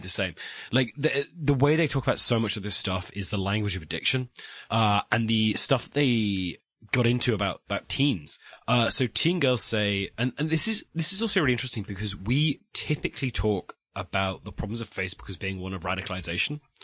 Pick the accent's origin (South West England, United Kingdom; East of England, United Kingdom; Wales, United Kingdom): South West England, United Kingdom; West Country; I'm from the West Country. We speak very fast